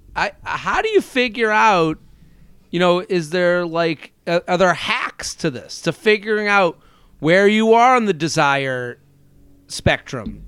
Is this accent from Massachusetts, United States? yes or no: yes; outside of Boston, Massachusetts, United States; now in Boca Raton, United States; I'm from outside of Boston originally